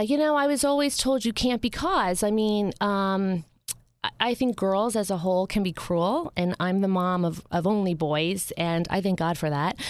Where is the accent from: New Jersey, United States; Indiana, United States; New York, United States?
New Jersey, United States; Upper Saddle River; moved to Bergen, Bergen County, where I was raised. And, um, I was raised in a, a town called Upper Saddle River